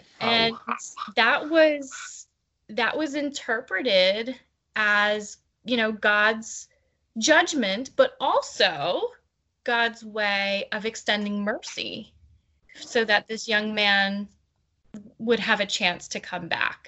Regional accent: Pennsylvania, United States; I came from Pennsylvania to Tucson to see my boyfriend

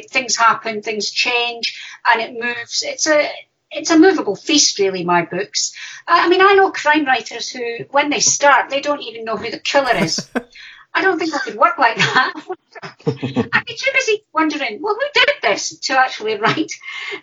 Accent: Dundee, Scotland, United Kingdom; I'm from Dundee

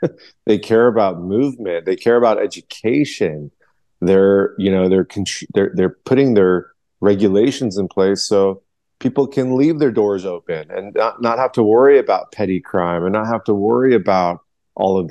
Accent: United States; I'm from Iran, but I was born here in America, and never been to Iran

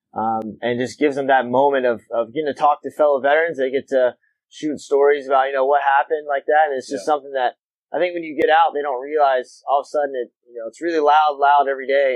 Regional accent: Wilmington, North Carolina, United States; I grew up in Wilmington, North Carolina

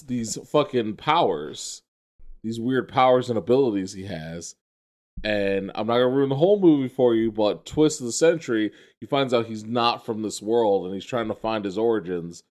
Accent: New York City, New York, United States; I grew up in the Bronx as, as, like a small child

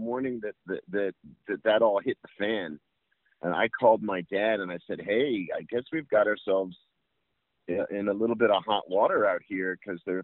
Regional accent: New York City, New York, United States; I grew up in New York City

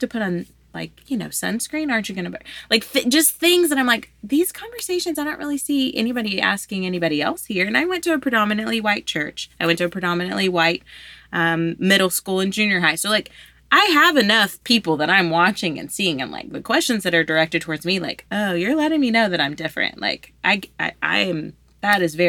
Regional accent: Louisiana, United States; I'm from Louisiana. I'm from here.

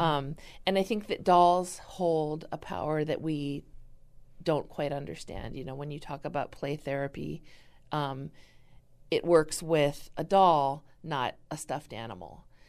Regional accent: California, United States; now in Wisconsin, United States; I'm originally from California

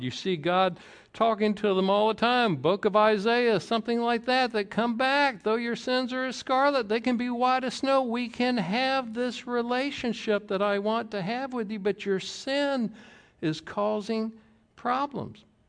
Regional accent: the South, Georgia, United States; I grew up in the South in, uh, Georgia

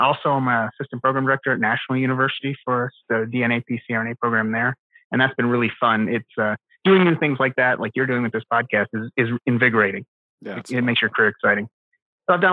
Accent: Canada; moved away as an adult; also born or lived in Philadelphia; now in Arizona, United States; I am a Canadian who is transplanted here to Arizona

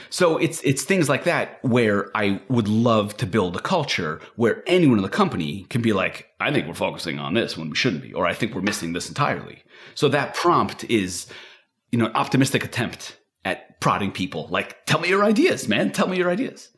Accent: Israel; moved away; I'm from Israel. And I, I still have some of that culture with me.

